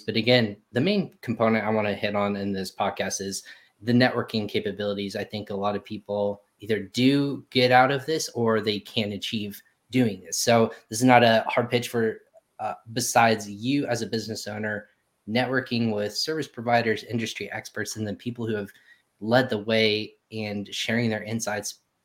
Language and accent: English; Texas, United States; I was born in Texas, so I have Texas running through my veins